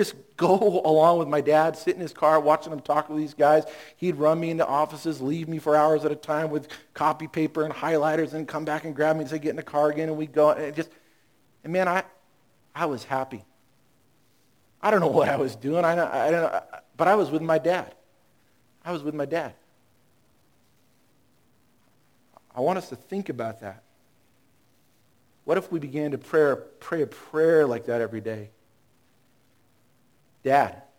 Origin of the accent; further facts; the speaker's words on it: Long Beach, California, United States; I grew up in Long Beach